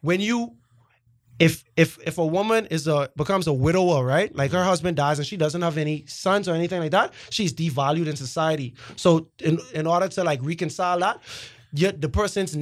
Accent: Bahamas; I'm a Bahamian. I'm from the Bahamas

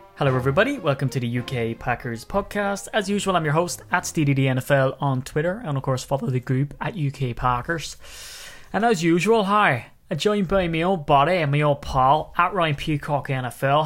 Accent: Ireland; as an Irishman

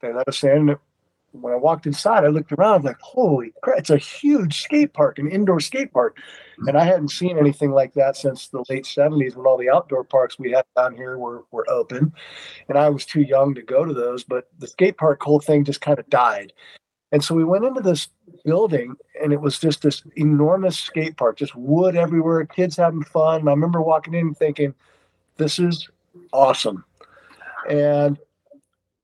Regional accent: Ventura County, Southern California, United States; I'm from Southern California, a little bit outside of LA, Ventura County area.

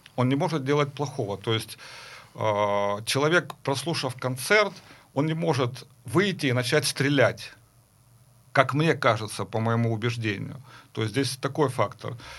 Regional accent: Kharkiv, Kharkiv Oblast, Ukraine; Я учился в Харькове, я закончил Харьковскую консерваторию, я вообще сам харьковчанин

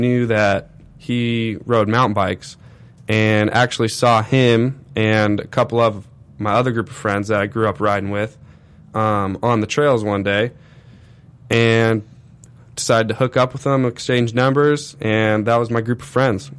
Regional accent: Corona, California, United States; also born or lived in Orange County, California; Lived full-time Corona, California

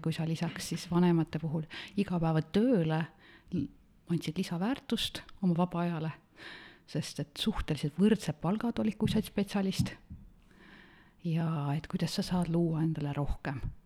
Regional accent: Otepää, Valga County, Estonia; olen pärit Otepäält, metsade, järvede, looduse keskelt

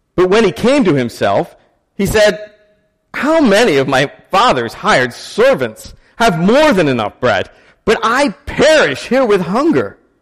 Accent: Maryland, United States; I grew up in Maryland

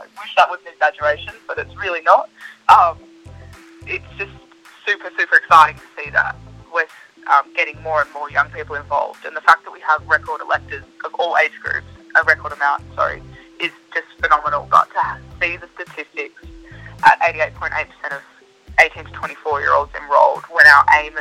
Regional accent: Perth, Western Australia, Australia; I'm from Perth

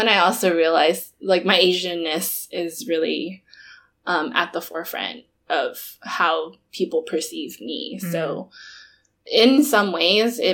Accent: Southern California, United States; So I'm from Southern California. And I think the neighborhood that I grew up in was predominantly Latinx

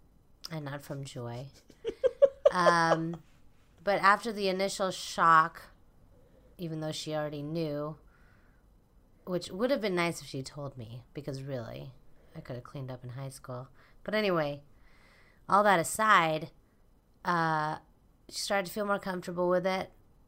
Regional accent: Philippines; now in United States; So we're doing something about us being Filipino.

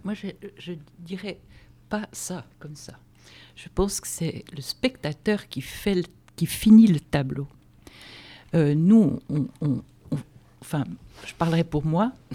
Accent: Switzerland; moved away as an adult; also born or lived in Lausanne; now in France; je suis d'origine euh, suisse, avec un père suédois

